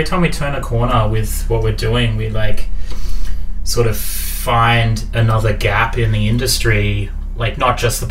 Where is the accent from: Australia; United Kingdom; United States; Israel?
Australia; Muswellbrook, New South Wales; I'm a Gamilaroi Darug man. I was born in Musselbrook